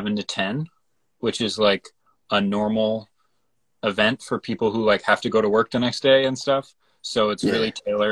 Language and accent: English; Hartford, Connecticut, United States; we're all from the Hartford area in Connecticut